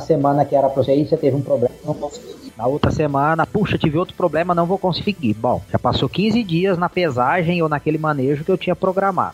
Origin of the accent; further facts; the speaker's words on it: São José do Rio Preto, São Paulo, Brazil; Eu sou natural de São José do Rio Preto, estado de São Paulo. Basicamente, a criação foi toda aí